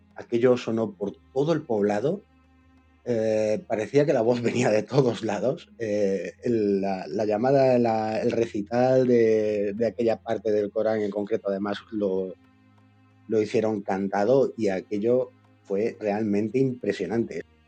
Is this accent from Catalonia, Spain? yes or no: no; Córdoba, Andalusia, Spain; yo como andaluz me llevo algún zasca en esta novela y ya como cordobés